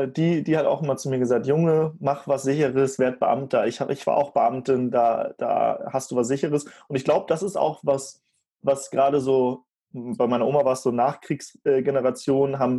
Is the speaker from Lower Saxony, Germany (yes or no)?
yes; Lower Saxony, Germany; ich komme da aus der Ecke Soltau-Fallenbosse, wo der Heidepark ist.